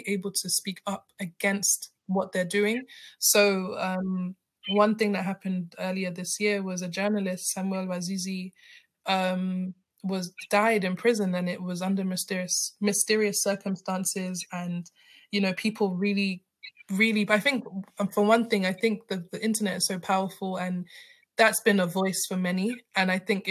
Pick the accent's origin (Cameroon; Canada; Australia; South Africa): Cameroon; I don't like to say I'm French, but I'm from Francophone side.